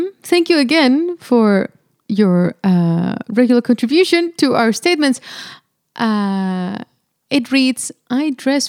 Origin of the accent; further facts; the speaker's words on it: Monterrey, Nuevo León, Mexico; I'm from Monterrey, Mexico.